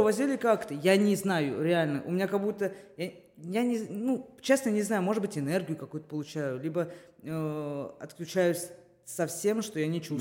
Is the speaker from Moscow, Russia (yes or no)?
yes; Moscow, Russia; я москвичка